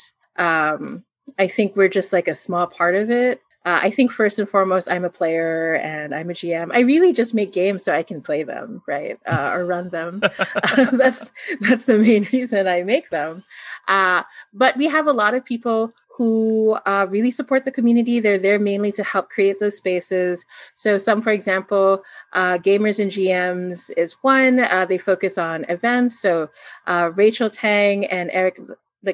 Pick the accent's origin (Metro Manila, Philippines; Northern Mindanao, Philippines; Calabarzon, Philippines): Metro Manila, Philippines; Manila; So I'm from the Philippines. Specifically, I'm from Manila